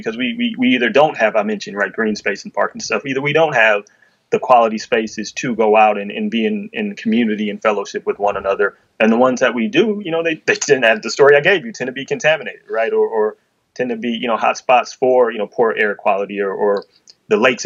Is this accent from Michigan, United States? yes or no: yes; Detroit, Michigan, United States; I'm from Detroit, right? Where we built and owned a water system